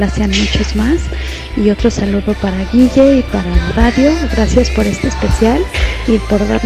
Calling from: Honduras; estamos muy alegres desde el corazón de Centroamérica, Honduras.

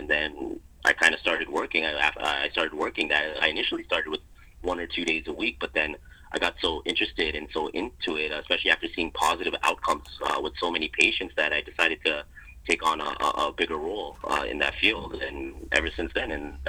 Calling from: Mississauga, Ontario, Canada; I'm currently in my residence in beautiful Mississauga, Ontario.

